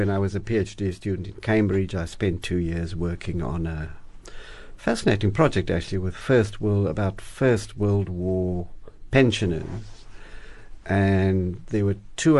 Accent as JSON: {"language": "English", "town": "Cape Town", "region": "Western Cape", "country": "South Africa", "tie": "born or raised there", "said": "I was born here in Cape Town in Wynberg, and the 1960s, I mean, South Africa in the 60s."}